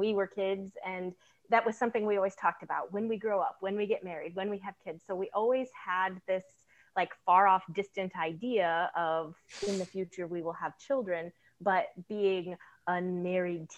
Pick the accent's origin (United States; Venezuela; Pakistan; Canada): United States; Indiana; I hail from the Midwest, Indiana. I'm halfway between Chicago and Indianapolis